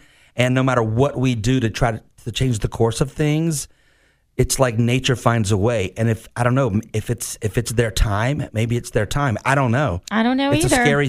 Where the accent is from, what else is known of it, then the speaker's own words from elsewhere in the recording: Mayport, Florida, United States; Growing up in Mayport, we used to go to that facility